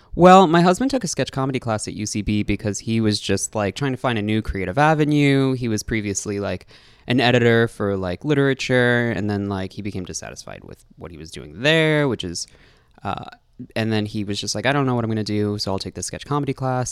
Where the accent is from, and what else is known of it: New York City, New York, United States; born or raised there; also born or lived in Brooklyn, New York / Manhattan, New York